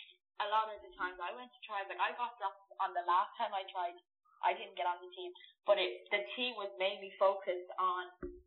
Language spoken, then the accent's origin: English; Ireland; we live in Ireland all my life.